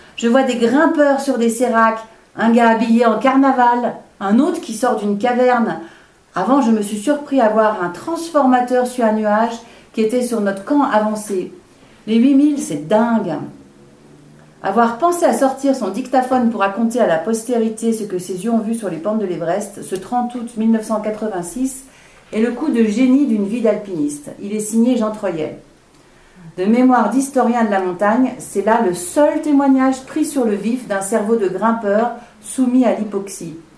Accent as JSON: {"language": "French", "country": "Switzerland", "accent": "Swiss", "said": "je suis suisse."}